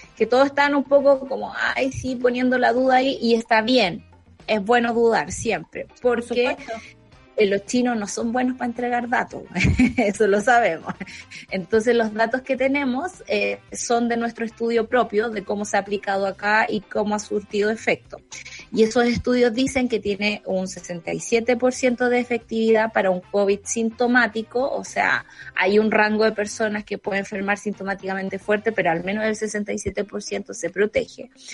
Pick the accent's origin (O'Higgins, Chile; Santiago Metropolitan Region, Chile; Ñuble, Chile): O'Higgins, Chile; Santa Cruz; Santa Cruz y hay 30 personas menos en mi pueblo